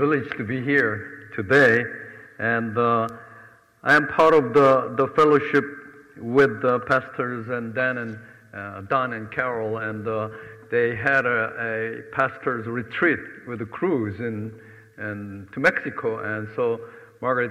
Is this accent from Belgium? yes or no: no; South Korea; moved away; also born or lived in Manhattan, New York; I'm originally from South Korea